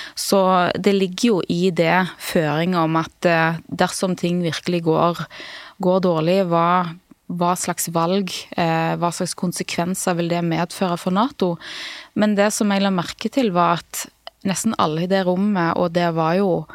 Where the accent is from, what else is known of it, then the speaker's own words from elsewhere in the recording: Klepp, Rogaland, Norway; Vi kommer fra, fra Nordbraut